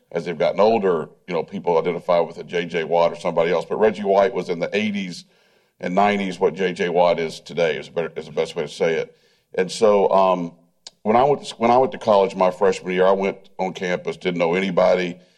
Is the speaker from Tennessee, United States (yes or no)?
yes; Tennessee, United States; I grew up in Tennessee.